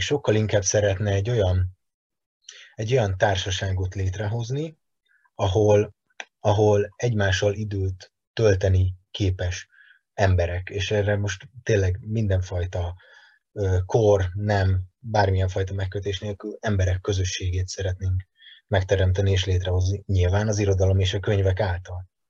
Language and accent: Hungarian; Veszprém, Veszprém County, Hungary; moved away as an adult; now in Budapest, Hungary; Egyébként Veszprémi vagyok, Budapestre hat éve költöztem, de abszolút két laki életmódot élek